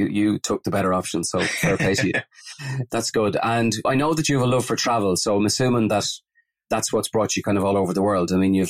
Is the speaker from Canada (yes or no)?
no; Ireland; In true Irish style